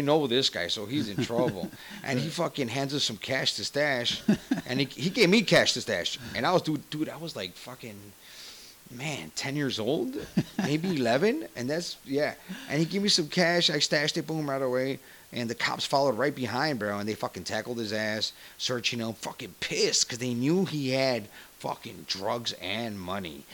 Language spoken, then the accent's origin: English; Chicago, Illinois, United States; I grew up in Little Village, where my parents bought a house